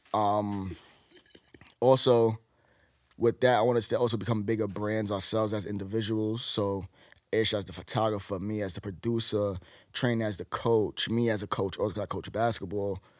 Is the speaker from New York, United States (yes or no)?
yes; New York City, New York, United States; I'm from New York